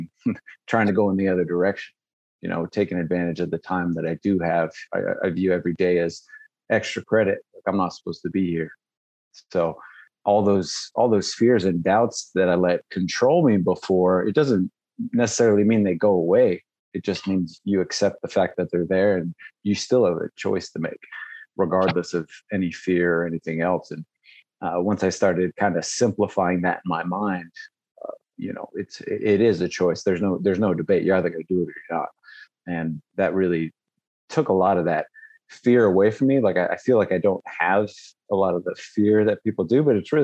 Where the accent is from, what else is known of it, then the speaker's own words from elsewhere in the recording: Las Vegas, Nevada, United States; I grew up in Vegas